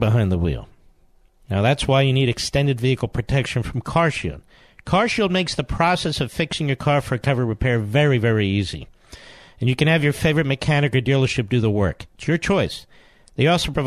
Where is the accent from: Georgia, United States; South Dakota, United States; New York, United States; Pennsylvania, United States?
Pennsylvania, United States; Philadelphia; moved away; Philadelphia, my hometown